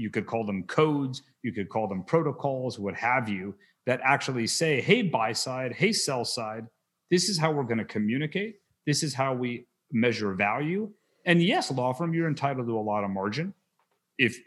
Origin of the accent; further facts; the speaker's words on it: Wichita, Kansas, United States; moved away; I was raised in Wichita